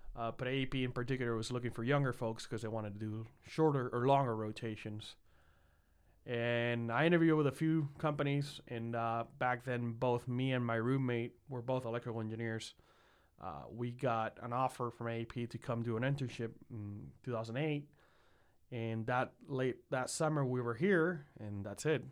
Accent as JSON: {"language": "English", "town": "San Juan", "country": "Puerto Rico", "tie": "born or raised there", "moved": "as an adult", "lives_now": "Columbus, United States", "said": "I was born and raised in San Juan, Puerto Rico, for 22 years prior to moving to Ohio in 2012."}